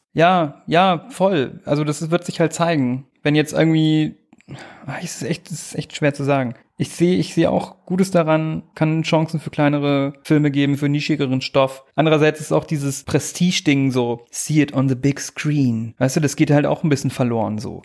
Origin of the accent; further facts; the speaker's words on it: southern Lower Saxony, Germany; moved away; in meiner Hometown in Niedersachsen, Südniedersachsen